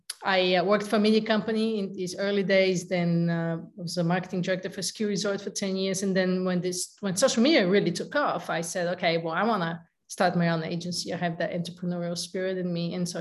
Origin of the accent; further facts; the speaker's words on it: Bulgaria; moved away as an adult; also born or lived in San Diego / Lake Tahoe; now in United States; I'm originally from Bulgaria, and I came to the States in pursuit of the American dream